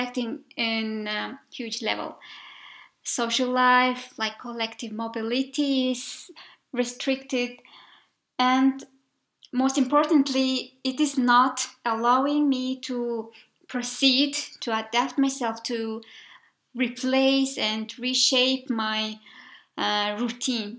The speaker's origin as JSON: {"language": "English", "country": "Mongolia", "also_born_or_lived": "Budapest, Hungary", "said": "I was from Mongolia"}